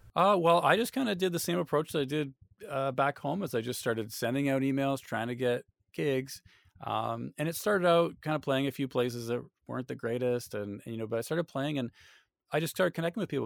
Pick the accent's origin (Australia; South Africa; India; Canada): Canada; moved away as an adult; now in Austin, United States; in my hometown